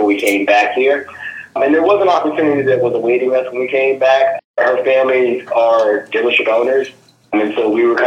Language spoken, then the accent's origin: English; Washington, District of Columbia, United States; moved away as an adult; now in Michigan, United States; So I was born and raised in Washington, D.C.